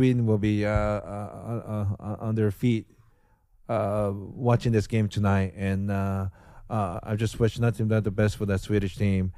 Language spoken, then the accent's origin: English; Japan; now in United States; I was born and raised in Japan.